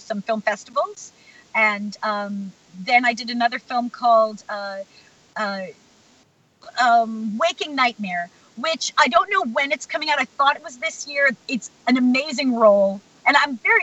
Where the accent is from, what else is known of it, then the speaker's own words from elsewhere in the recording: Plainview, New York, United States; I'm from Plainview, Long Island